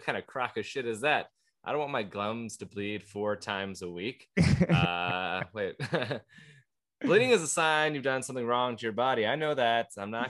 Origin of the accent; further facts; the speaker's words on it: Everett, Washington, United States; 10th in Everett at the Historic Theater, my hometown.